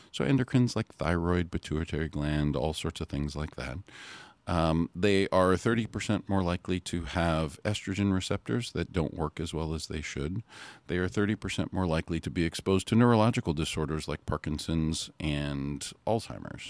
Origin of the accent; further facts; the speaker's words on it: Hawaii, United States; I grew up in Hawaii